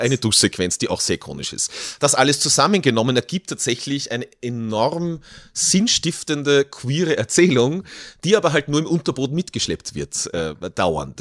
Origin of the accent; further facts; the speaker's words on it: Kirchberg in Tirol, Tyrol, Austria; in meinem Heimatort Kirchberg in Tirol